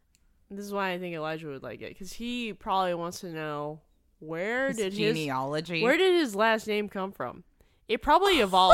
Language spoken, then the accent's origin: English; Colorado, United States; growing up in Colorado